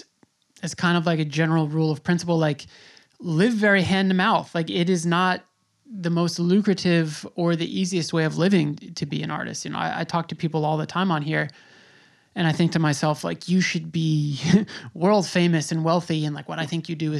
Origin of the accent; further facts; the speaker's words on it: New York City, New York, United States; I'm from New York City. Like this is where I'm from.